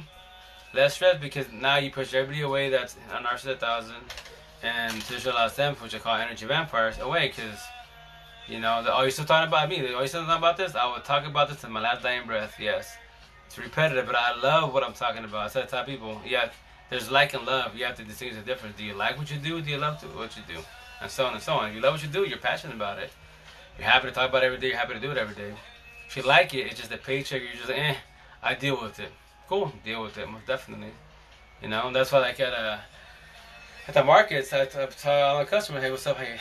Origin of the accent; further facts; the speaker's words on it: Seattle, Washington, United States; I'm a socialist from Seattle